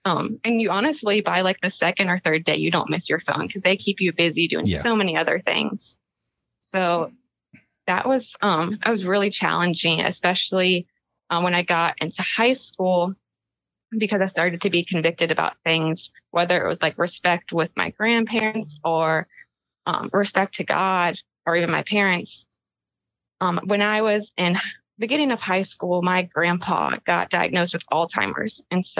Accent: Powhatan, Virginia, United States; now in South Carolina, United States; In South Carolina, but I'm originally from Powhatan, Virginia

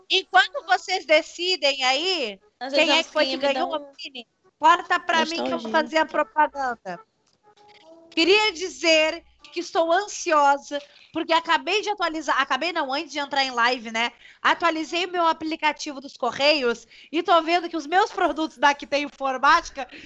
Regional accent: Rio Grande do Sul, Brazil; Sim, eu sou do Rio Grande do Sul.

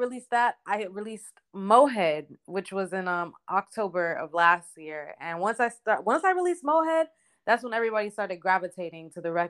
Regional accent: North Miami, Florida, United States; moved away as an adult; now in Atlanta, United States; I'm from Miami, North Miami.

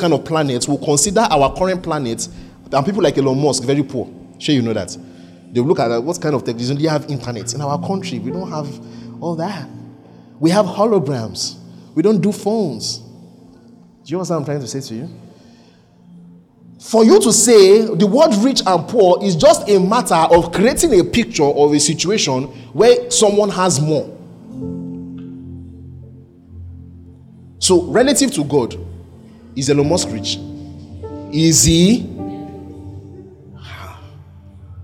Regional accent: mother's hometown in Igboland, Nigeria; moved away; also born or lived in Lagos; my mom's hometown where we lived, among the poor people, we were considered better

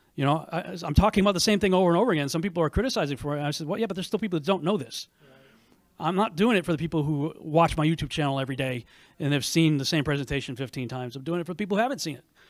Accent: New England, United States; now in Texas, United States; I grew up in New England, and used to have a very good cold tolerance

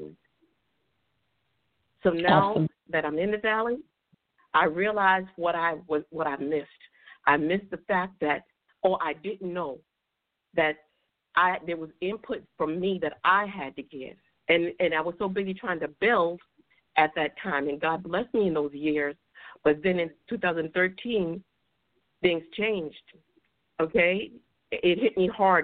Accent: New York City, New York, United States; I'm from Bronx, New York

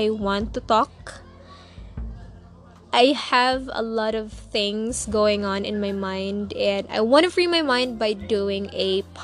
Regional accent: Cebu City, Central Visayas, Philippines; I'm 22 years young, not old, of course, and I'm from Cebu.

